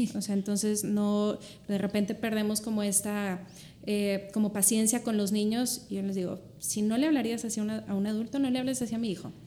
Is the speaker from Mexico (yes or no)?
yes; Monterrey, Nuevo León, Mexico; soy de Monterrey yo